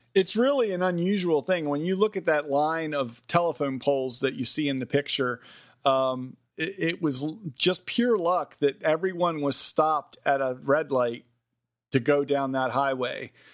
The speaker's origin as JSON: {"language": "English", "town": "Westminster", "region": "Maryland", "country": "United States", "tie": "born or raised there", "said": "the hometown I grew up in, Westminster, Maryland"}